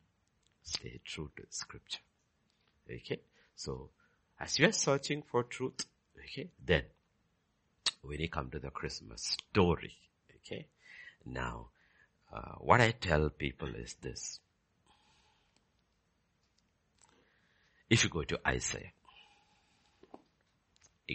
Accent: Kerala, India; moved away; I am from Kerala

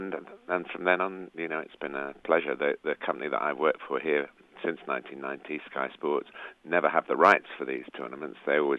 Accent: England, United Kingdom; As an Englishman

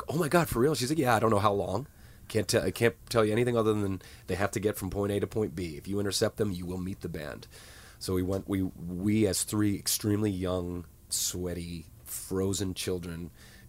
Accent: United States; I grew up in a very rural part of the U.S., and we didn't get shows

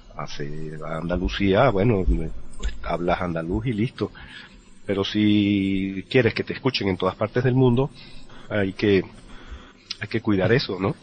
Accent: Venezuela; accent: Venezuelan; yo no estoy renunciando a mi acento venezolano, que es eh, totalmente venezolano

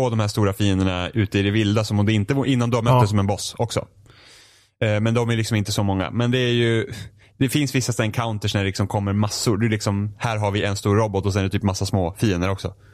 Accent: Finland; Swedish is a second language; Jag är finne, svenska är svårt för mig.

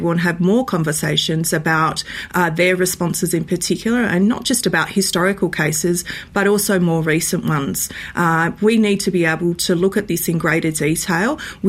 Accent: Western Australia, Australia; my home state of Western Australia

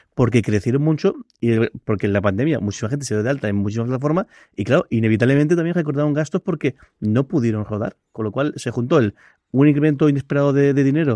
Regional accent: Alicante, Valencian Community, Spain; somos alicantinos

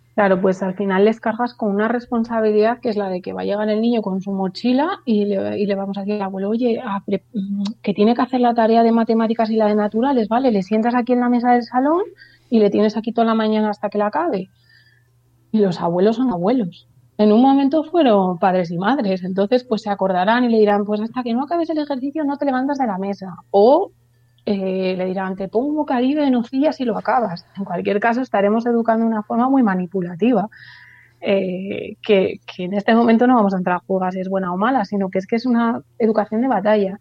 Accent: Burgos, Castile and León, Spain; en nuestra ciudad, ya sabéis que soy de Burgos

